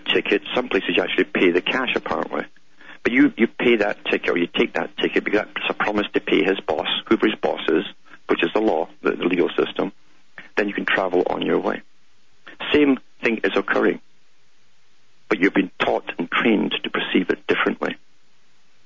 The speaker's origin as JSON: {"language": "English", "country": "United Kingdom", "tie": "born or raised there", "said": "growing up in Britain"}